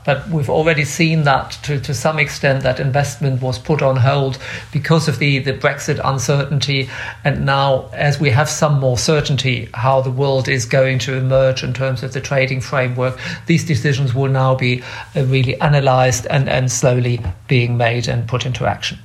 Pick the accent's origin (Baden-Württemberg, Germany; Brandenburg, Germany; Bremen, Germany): Bremen, Germany; moved away as an adult; also born or lived in Leeds / New York; I am originally from Bremen